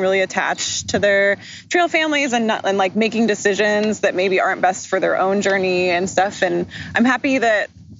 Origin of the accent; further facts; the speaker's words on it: Portland, Oregon, United States; I'm from Portland, Oregon